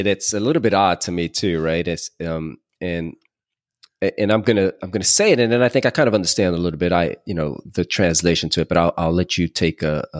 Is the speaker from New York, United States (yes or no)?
yes; New York, United States; moved away; also born or lived in Puerto Rico; growing up in New York from my from my family, uncles, you know, relatives.